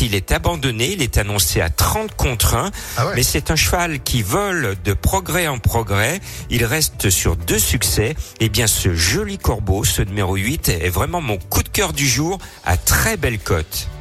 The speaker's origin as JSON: {"language": "French", "town": "Lyon", "region": "Auvergne-Rhône-Alpes", "country": "France", "said": "chez nous à Lyon"}